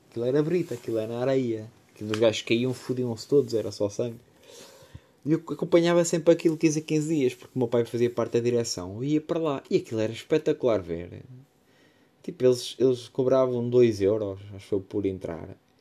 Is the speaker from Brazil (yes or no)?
no; Vieira de Leiria, Leiria District, Portugal; sou natural da Vieira de Leiria